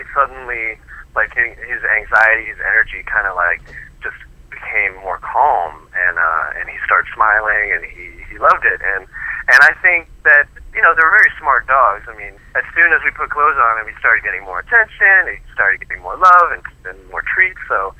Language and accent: English; Boston, Massachusetts, United States; now in New York, United States; I'm a transplant from Boston, and, you know, coming to New York, I really had to step up my fashion game as well